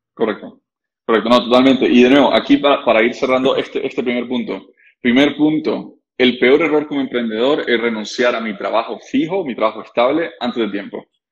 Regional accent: Costa Rica; nosotros somos ticos

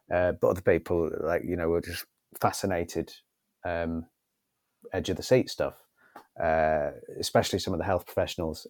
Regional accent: Northwich, North West England, United Kingdom; Northwich, my hometown

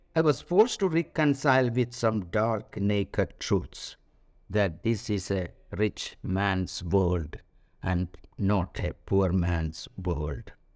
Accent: India; moved away as an adult; also born or lived in France; Being an Indian national

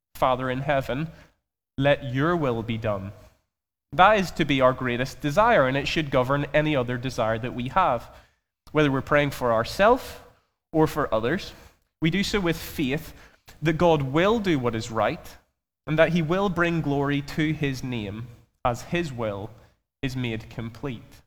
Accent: Belfast, Northern Ireland, United Kingdom; I'm from Belfast, if you haven't already grasped that from my accent.

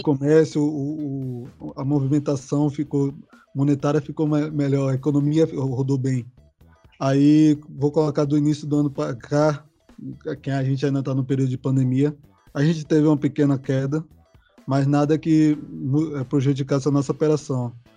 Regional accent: Salvador, Bahia, Brazil; Eu sou aqui de São Caetano, a região mais central de Salvador

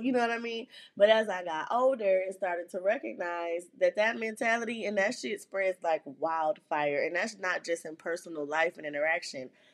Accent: Flint, Michigan, United States; born or raised there

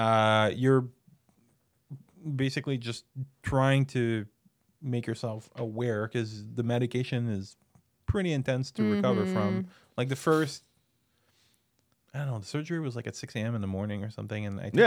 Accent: Canada; I'm Canadian.

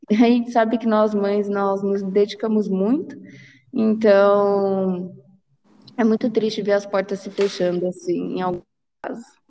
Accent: Brazil; como uma boa brasileira

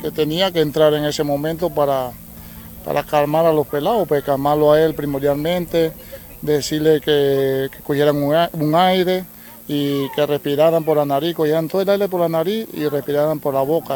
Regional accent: Capellanía, Coclé, Panama; de mi tierra Capellanía

